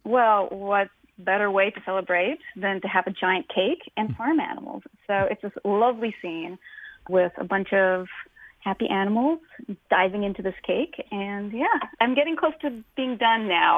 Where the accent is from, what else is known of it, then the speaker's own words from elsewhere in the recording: Tacoma, Washington, United States; I'm from the from Tacoma, mm-hmm. Washington, and we don't have sandy beaches